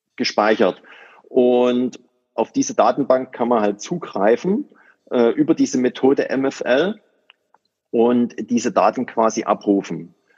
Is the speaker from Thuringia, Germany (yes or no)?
no; near Dresden, Saxony, Germany; ich komme aus der Nähe von Dresden